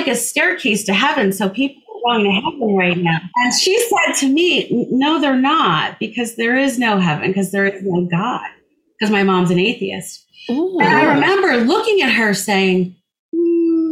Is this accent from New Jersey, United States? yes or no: yes; New Jersey, United States; I grew up in New Jersey